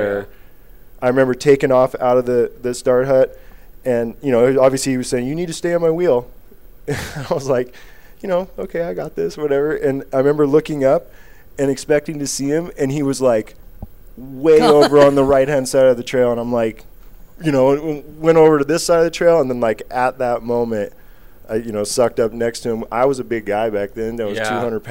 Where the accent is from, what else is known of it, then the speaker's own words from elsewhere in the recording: Northwest, United States; I came from the Northwest